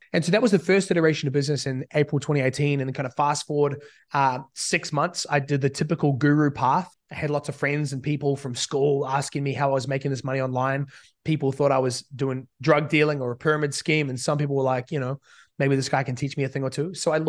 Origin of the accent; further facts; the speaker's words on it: New Zealand; accent: hybrid; I've spent basically all my life living in New Zealand, but since I was 15, listening to about 2 hours a day of American speak. And so at this point, I'm a bit of a mutt accent